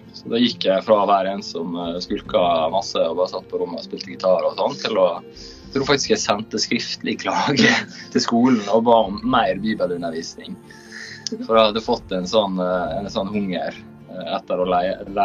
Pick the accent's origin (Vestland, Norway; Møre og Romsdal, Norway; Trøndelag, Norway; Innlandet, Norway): Møre og Romsdal, Norway; Sunnmøre